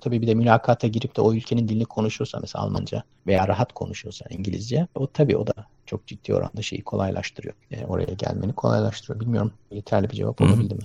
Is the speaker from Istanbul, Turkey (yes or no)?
no; Ankara, Turkey; moved away as an adult; also born or lived in United States; now in Germany; Ankara'da büyüdüm ben